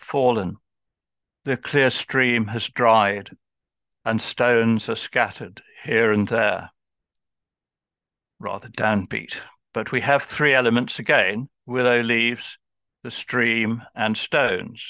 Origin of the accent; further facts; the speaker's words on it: Birmingham, West Midlands, United Kingdom; I'm just from Birmingham